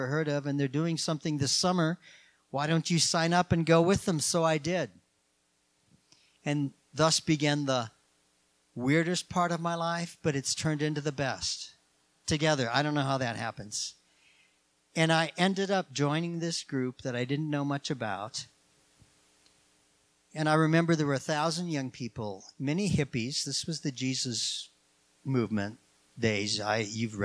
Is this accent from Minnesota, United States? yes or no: yes; Minnesota, United States; moved away; I grew up in Minnesota